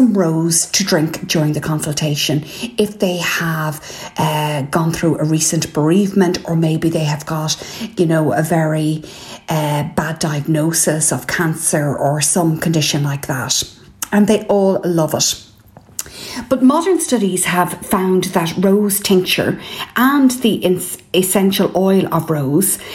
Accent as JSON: {"language": "English", "country": "Ireland", "said": "I'm …"}